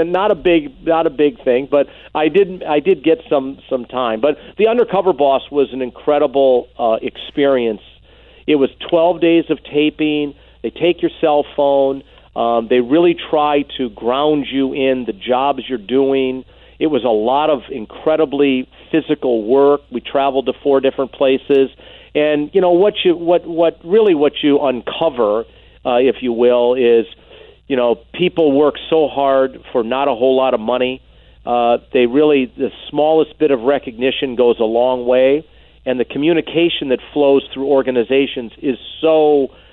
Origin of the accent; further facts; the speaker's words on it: Green Bay, Wisconsin, United States; where I grew up in Green Bay